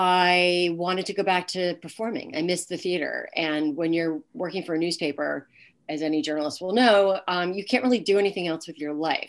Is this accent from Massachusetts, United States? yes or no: yes; Groton, Massachusetts, United States; moved away as an adult; also born or lived in Yemen / Bolivia / Uzbekistan; I grew up in Groton, Massachusetts, which is a pretty small town.